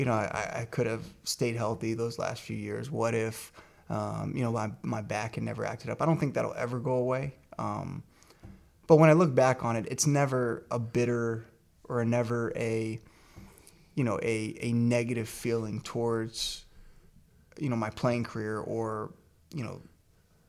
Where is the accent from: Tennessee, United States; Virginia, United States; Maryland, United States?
Virginia, United States; I grew up in Virginia